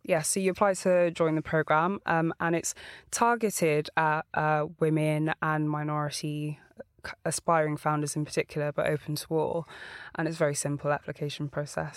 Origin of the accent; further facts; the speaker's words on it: London, United Kingdom; I was born in Walthamstow.